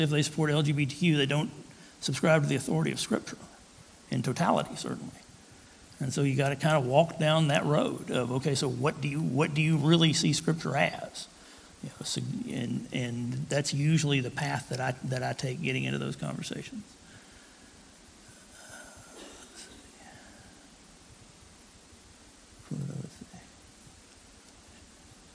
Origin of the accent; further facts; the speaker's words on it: Tullahoma, Tennessee, United States; I grew up in Tullahoma, Tennessee, about halfway between Chattanooga and Nashville